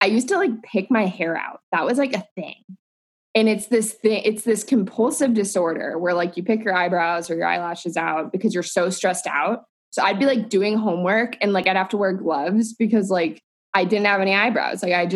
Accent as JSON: {"language": "English", "region": "Southern California", "country": "United States", "tie": "born or raised there", "said": "I grew up in Southern California."}